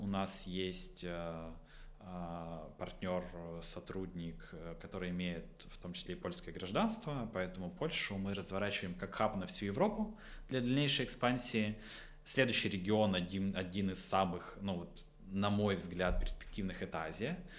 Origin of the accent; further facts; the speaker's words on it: Votkinsk, Udmurtia, Russia; я из Воткинска